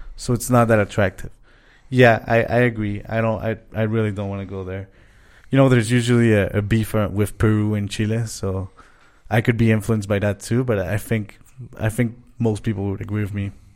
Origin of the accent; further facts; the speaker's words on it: Montreal, Quebec, Canada; moved away as an adult; now in Mexico; we're from Montreal